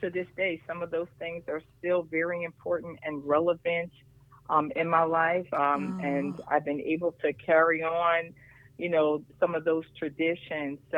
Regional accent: Harrisburg, Pennsylvania, United States; lived in in the city of, of course, the capital city of Harrisburg, in a community where community really felt like community.

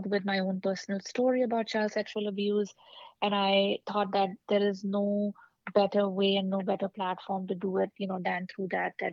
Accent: India; also born or lived in California / Washington, D.C.; now in New York City, United States; I grew up in India

